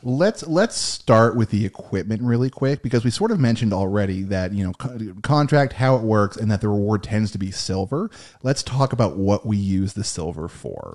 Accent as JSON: {"language": "English", "country": "United States", "said": "we are American"}